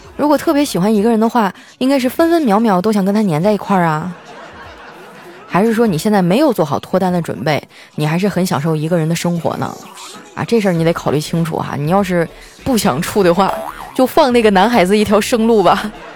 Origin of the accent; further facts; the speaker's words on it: Northeast China, China; moved away; 对我家乡的思念